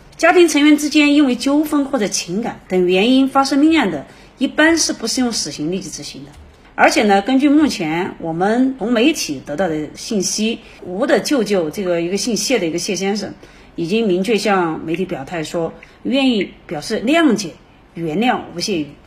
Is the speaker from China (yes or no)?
yes; China; 我们中国人长期的一个家庭伦理